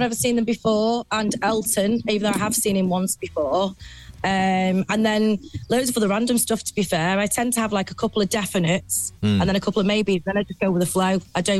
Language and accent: English; Chester, North West England, United Kingdom; I'm from Chester.